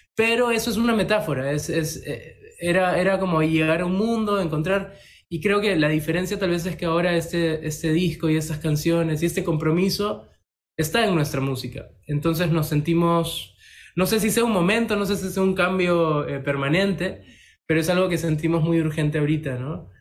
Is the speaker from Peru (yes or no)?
yes; Peru; somos peruanos